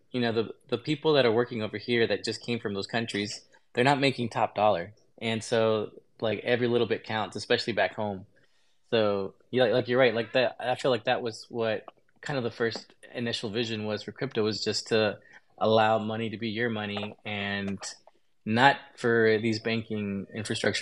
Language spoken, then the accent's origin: English; Texas, United States; I grew up in Texas